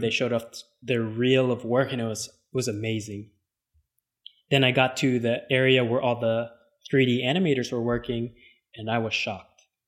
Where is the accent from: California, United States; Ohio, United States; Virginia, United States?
California, United States; Los Angeles; I was born and raised in Los Angeles